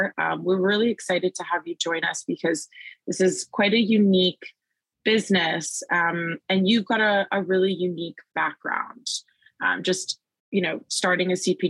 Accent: Canada; you're a fellow Canadian

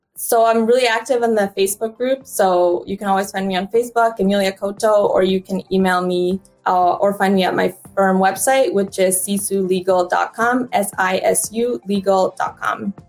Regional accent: Canada; also born or lived in Honduras / United States; I was born in Honduras, and then I immigrated to Canada as a young girl, and now I live between Canada and United States

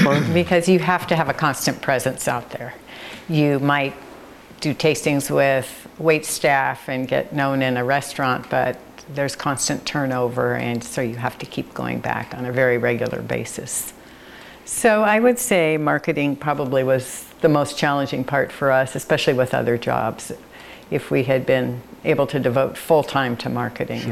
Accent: San Francisco, California, United States; now in Monroe, Oregon, United States; I grew up in San Francisco

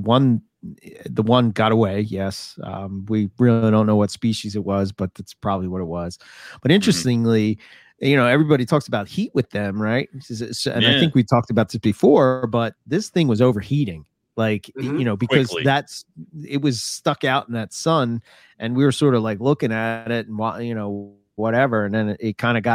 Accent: Philadelphia, Pennsylvania, United States; accent: Philadelphia; my Philadelphia accent

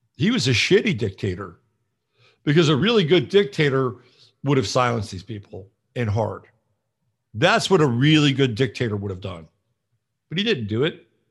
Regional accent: California, United States; I grew up in California

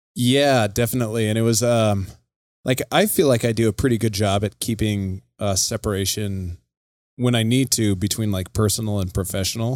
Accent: Casper, Wyoming, United States; moved away as an adult; also born or lived in Colorado; now in Billings, United States; I'm born and raised in Casper, Wyoming, which is right smack dab in the middle of the state

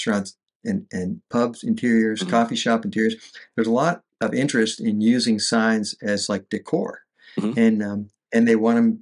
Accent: north of Pittsburgh, Western Pennsylvania, United States; now in Fort Myers, United States; I came from Western PA, north of Pittsburgh, Rust Belt city

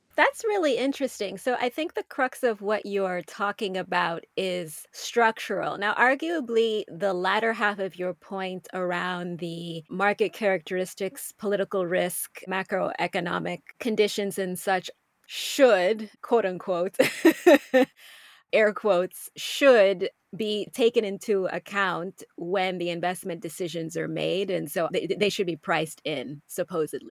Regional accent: United States; I'm a U S citizen, that I'm American

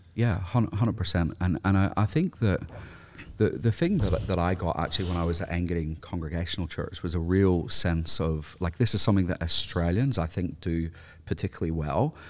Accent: Northern Ireland, United Kingdom; I, grew up in a housing commission area in Northern Ireland

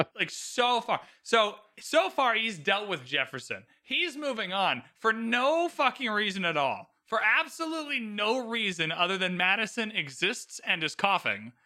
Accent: Canada; I'm super Canadian

